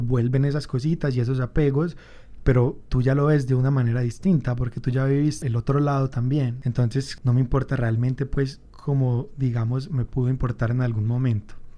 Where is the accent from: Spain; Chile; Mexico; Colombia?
Colombia; Medellín, Antioquia; soy un fotógrafo de Medellín